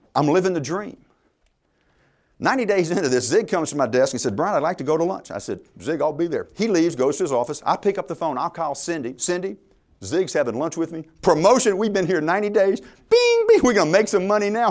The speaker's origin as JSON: {"language": "English", "region": "Louisiana", "country": "United States", "said": "I'm from Louisiana."}